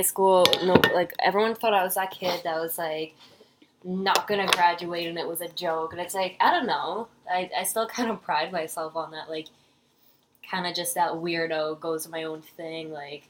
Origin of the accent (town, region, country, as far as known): Peterborough, Ontario, Canada; born or raised there